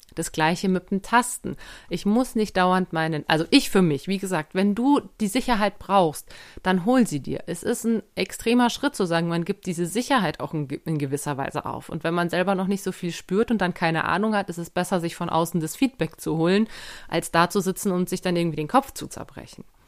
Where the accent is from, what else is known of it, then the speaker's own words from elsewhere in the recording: Germany; bei uns in Deutschland